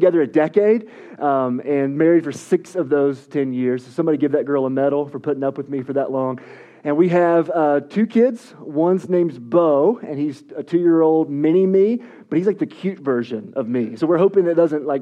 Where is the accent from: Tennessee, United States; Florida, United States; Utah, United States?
Tennessee, United States; East; I'm from East Tennessee.